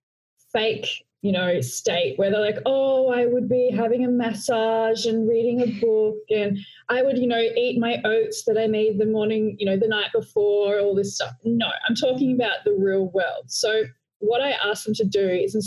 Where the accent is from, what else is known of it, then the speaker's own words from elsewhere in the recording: Australia; accent: Australian; also born or lived in Melbourne, Australia; I'm Australian with my Australian accent. So I'm calling in from Melbourne, Australia